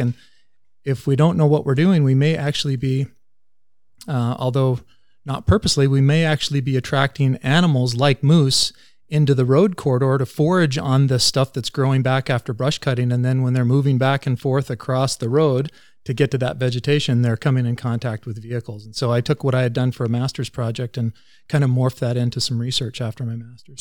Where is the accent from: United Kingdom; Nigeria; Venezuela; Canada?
Canada; Vanderhoof, British Columbia; moved away as an adult; also born or lived in California; I grew up in Vanderhoof and went to high school at N V S S.